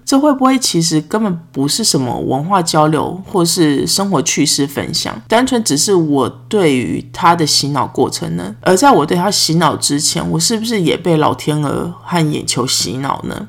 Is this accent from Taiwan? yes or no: yes; Taiwan; moved away; 我来自台湾啊